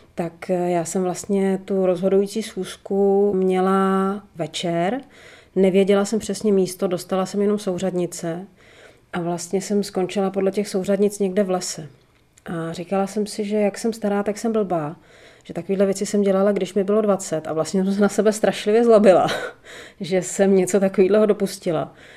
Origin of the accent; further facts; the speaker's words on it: Prague, Czechia; also born or lived in Northern Bohemia; celý život eh, žiju v Praze, tak prázdniny, volný čas, eh, víkendy, tak jsem vždycky trávila v těch severních Čechách